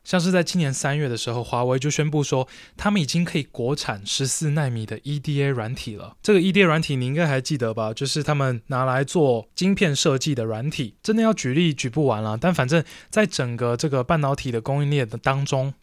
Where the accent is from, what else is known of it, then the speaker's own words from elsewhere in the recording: Taiwan; 我是台湾人